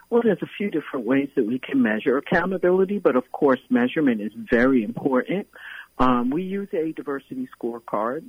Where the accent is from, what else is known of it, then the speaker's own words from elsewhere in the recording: New York City, New York, United States; born and raised in Brooklyn, New York